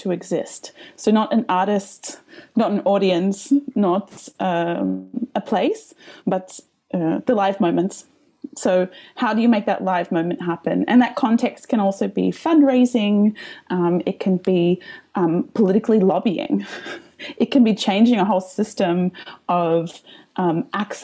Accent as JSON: {"language": "English", "town": "Melbourne", "region": "Victoria", "country": "Australia", "moved": "yes", "lives_now": "Riga, Latvia", "said": "My accent comes from the lands of the Wurundjeri and the Bunurong people of the Kulin Nations in a place called Naam. Most other people know it as Melbourne, Australia."}